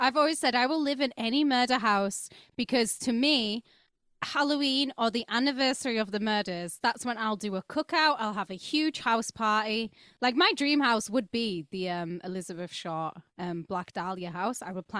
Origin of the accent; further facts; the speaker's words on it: Wakefield, Yorkshire and the Humber, United Kingdom; It is. I mean, Wakefield. We're the Crips. We're from Wakefield.